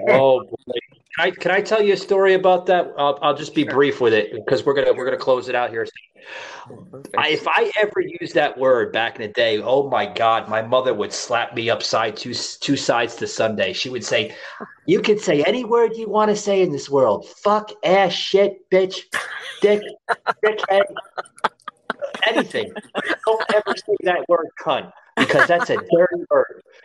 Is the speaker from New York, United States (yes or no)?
yes; New York, United States; I'm from New York.